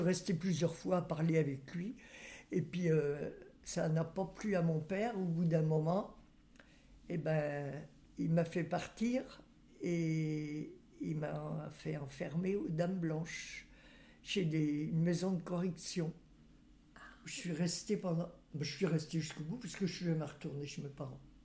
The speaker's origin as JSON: {"language": "French", "town": "Saint-Nazaire", "region": "Pays de la Loire", "country": "France", "tie": "born or raised there", "also_born_or_lived": "Nantes", "said": "Je suis née à Saint-Nazaire, à la maternité"}